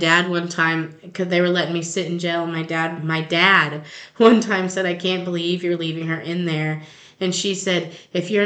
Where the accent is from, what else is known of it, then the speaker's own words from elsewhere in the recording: Long Lane, Missouri, United States; We're from Long Lane